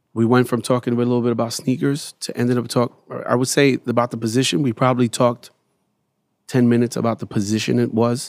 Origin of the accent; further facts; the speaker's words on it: New York City, New York, United States; growing up in Bed Stuy